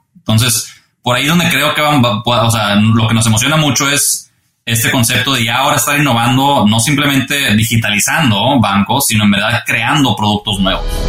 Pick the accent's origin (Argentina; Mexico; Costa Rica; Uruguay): Mexico; Monterrey, Nuevo León; moved away as an adult; now in United States; me fui de, estudiante eh, de Monterrey a estudiar la carrera acá